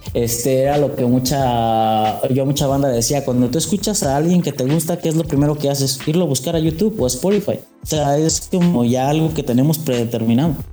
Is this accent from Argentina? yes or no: no; Mexico; fui el único mexicano. Hasta ahora soy el único mexicano dentro de Greens Magazine